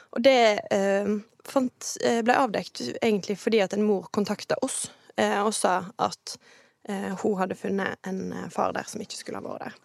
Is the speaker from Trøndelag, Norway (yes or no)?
no; Kvinnherad, Vestland, Norway; also born or lived in Åkra; now in Bergen, Norway; kommer fra verdens ende i Kvinnherad